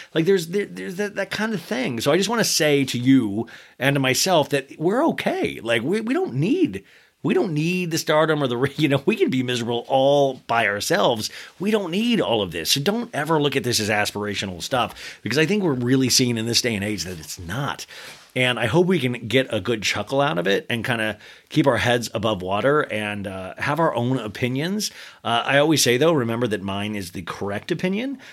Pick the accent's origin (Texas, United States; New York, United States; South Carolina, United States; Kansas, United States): Kansas, United States; When I was a kid growing up in Kansas